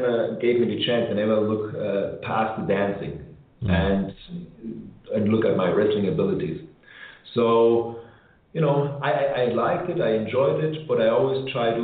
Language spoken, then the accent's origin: English; Germany; moved away as an adult; I grew up in Germany